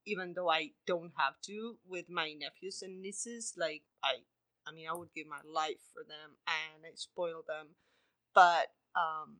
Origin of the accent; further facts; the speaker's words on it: Argentina; moved away; I'm from Argentina and it's a different reality to the States